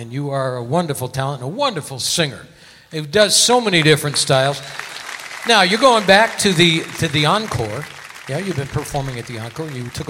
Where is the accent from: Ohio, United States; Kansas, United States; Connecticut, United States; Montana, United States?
Connecticut, United States; moved away; I'm from Connecticut.